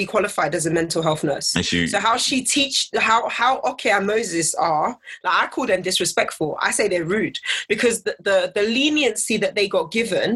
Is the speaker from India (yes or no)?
no; England, United Kingdom; I was born and raised in England